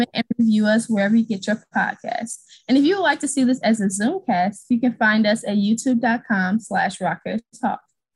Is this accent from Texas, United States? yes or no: no; St. Louis, Missouri, United States; moved away as an adult; now in Kansas City, United States; I'm originally from St. Louis, Missouri